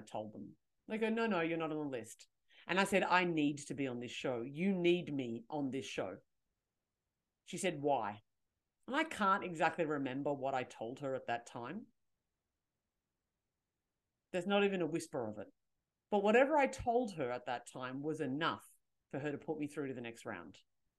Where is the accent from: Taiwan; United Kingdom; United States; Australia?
Australia; Canberra, Australian Capital Territory; I'm 23. I'm from Canberra and blah, blah, blah, blah, blah.